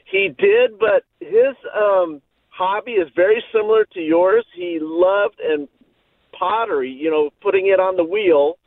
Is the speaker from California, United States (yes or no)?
yes; Orange County, California, United States; born and raised in Orange County.